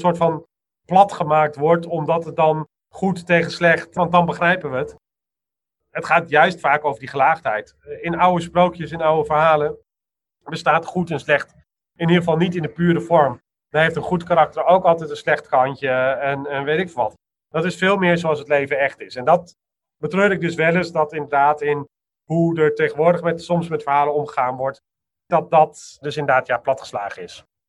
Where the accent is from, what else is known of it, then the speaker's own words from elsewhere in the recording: Amsterdam, North Holland, Netherlands; ik ben een Amsterdammer